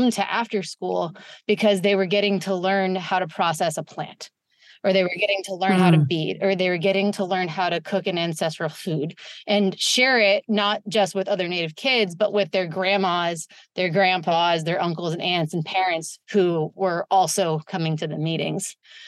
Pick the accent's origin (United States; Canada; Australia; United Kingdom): United States; Santa Rosa, California; also born or lived in San Francisco, California; I'm born and raised in Sonoma County in Santa Rosa, California, which is about an hour north of San Francisco